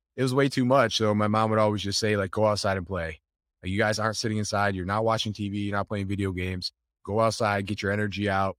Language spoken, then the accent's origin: English; Buffalo, New York, United States; We grew up in Buffalo, New York.